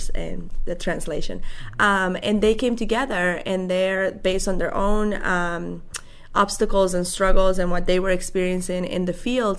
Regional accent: the Catskills, New York, United States; moved away as an adult; now in Finger Lakes, United States; I grew up in the Catskills for half of my life

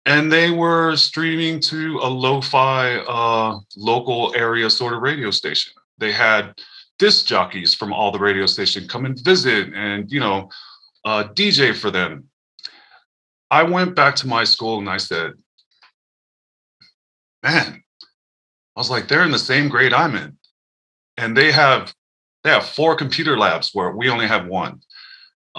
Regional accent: Daly City, California, United States; now in Seattle, United States; I grew up in Daly City, California, which is like a smaller town in South San Francisco

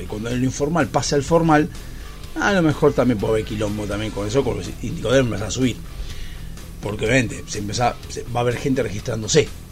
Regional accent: Argentina; como ciudadanos argentinos

